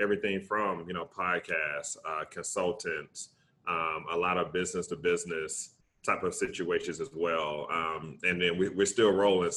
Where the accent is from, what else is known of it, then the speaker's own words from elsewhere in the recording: Tuscaloosa, Alabama, United States; I'm from Tuscaloosa, Alabama